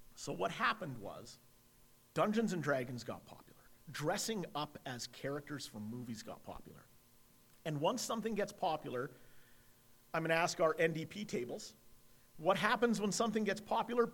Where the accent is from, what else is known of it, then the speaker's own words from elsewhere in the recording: Edmonton, Alberta, Canada; I'm an Irish Catholic kid from Edmonton